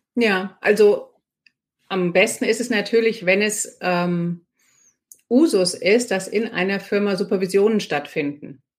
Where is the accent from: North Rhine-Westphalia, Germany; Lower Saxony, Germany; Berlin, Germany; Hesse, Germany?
Hesse, Germany; Marburg; moved away as an adult; also born or lived in Freiburg / United States; now in Frankfurt, Germany; ich komme aus Marburg und als Marburgerin hat man erstmal ziemlich viele Vorurteile Frankfurt gegenüber.